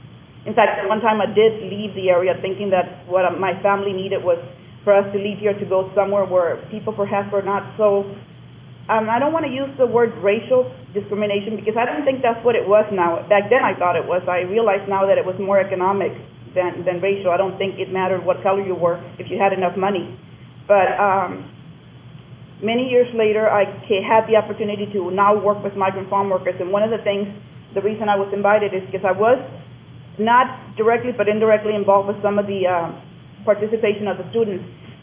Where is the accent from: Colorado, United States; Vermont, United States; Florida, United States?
Florida, United States; Plant City; growing up in Plant City, it was just let me be on the playing field.